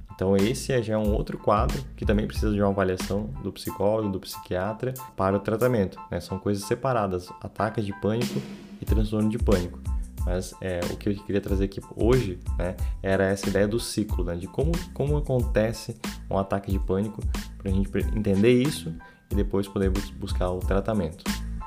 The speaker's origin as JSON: {"language": "Portuguese", "region": "Santa Catarina", "country": "Brazil", "said": "sou de Santa Catarina"}